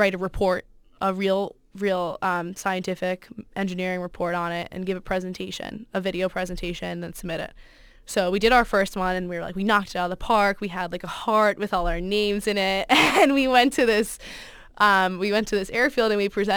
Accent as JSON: {"language": "English", "town": "Fairfield", "region": "Connecticut", "country": "United States", "said": "I'm from Fairfield, Connecticut"}